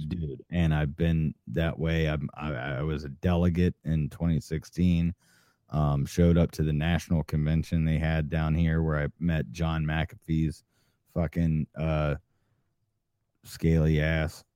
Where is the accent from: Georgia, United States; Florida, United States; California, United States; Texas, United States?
Georgia, United States; Atlanta; I grew up in Atlanta